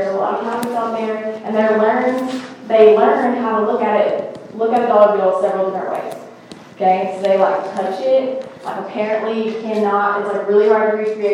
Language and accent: English; Texas, United States; I'm so Texan